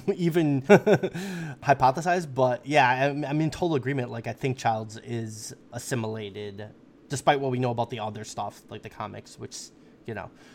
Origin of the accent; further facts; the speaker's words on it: United States; as an American